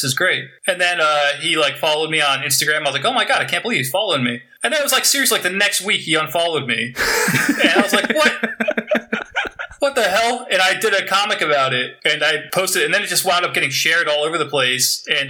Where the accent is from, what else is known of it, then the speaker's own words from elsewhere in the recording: New Jersey, United States; born there; moved away; Well, I was born in New Jersey.